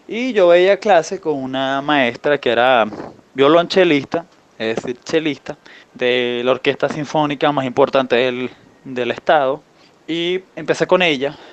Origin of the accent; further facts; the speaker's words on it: Falcón, Venezuela; moved away as an adult; now in Colombia; yo nací en Venezuela, en la costa norte, se llama el estado Falcón